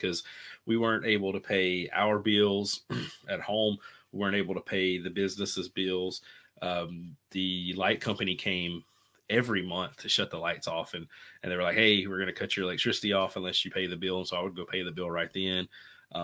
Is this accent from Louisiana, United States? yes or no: yes; Bossier City, Louisiana, United States; So I'm from Bossier City, Louisiana. It's a city. I grew up in the middle of nowhere in the country, is what we call it, you know, in the sticks, I guess.